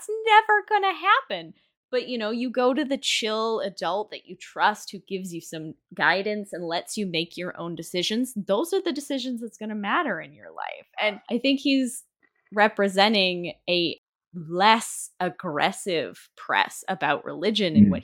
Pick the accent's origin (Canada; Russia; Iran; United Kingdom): Canada; I'm Canadian